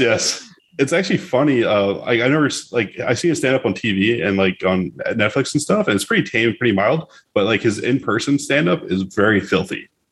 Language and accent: English; South Florida, United States; We're actually from South Florida